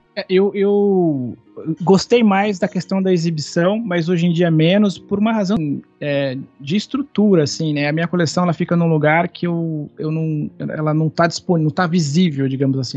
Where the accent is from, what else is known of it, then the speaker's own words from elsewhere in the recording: Campinas, São Paulo, Brazil; Eu sou de Campinas, uma cidade que fica a cem quilômetros de São Paulo